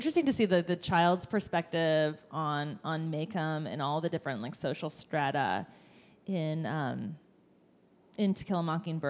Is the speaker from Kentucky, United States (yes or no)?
no; Indiana, United States; now in Cincinnati, United States; my hometown in Indiana